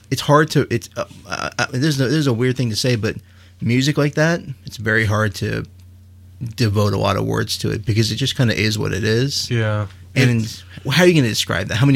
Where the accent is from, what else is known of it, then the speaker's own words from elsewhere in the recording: Texas, United States; Well, we're from Texas.